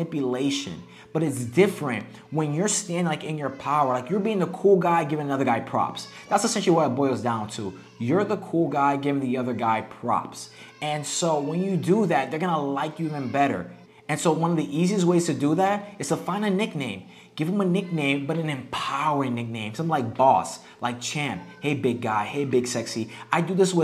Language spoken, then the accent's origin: English; United States; moved away as an adult; now in Mexico; we're from the United States